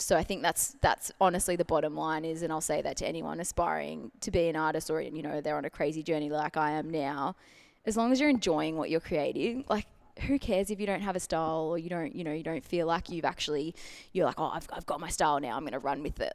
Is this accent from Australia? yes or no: yes; Melbourne, Victoria, Australia; born and bred in Melbourne, full-time artist